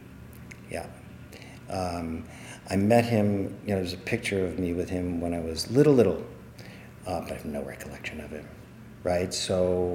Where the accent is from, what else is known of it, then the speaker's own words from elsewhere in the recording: New Orleans, Louisiana, United States; moved away; I grew up in New Orleans